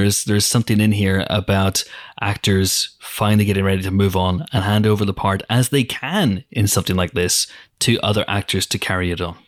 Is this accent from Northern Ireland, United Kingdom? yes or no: yes; Banbridge, Northern Ireland, United Kingdom; my hometown, Banbridge.